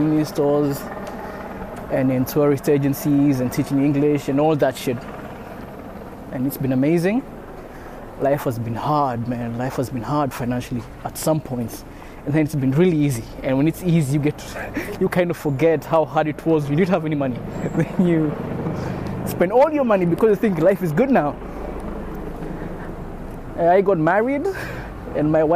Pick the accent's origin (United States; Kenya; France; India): Kenya; moved away; I am a Kenyan living